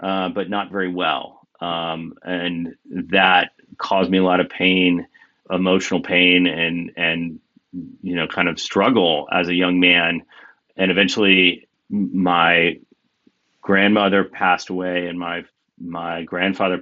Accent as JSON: {"language": "English", "region": "Kansas", "country": "United States", "tie": "born or raised there", "moved": "as an adult", "said": "I grew up in Kansas and spent, you know, the first half of my life there."}